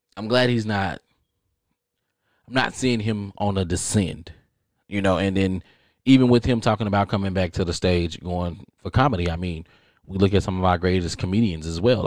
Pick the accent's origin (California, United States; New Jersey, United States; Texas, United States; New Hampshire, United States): Texas, United States; I'm from Texas.